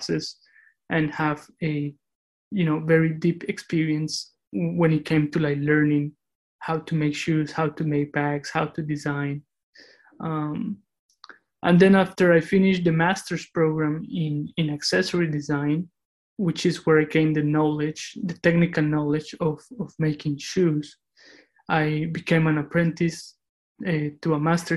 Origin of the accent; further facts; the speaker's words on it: Cali, Valle del Cauca, Colombia; moved away; also born or lived in Moscow, Russia; I was raised in Cali, where I spent most of my childhood.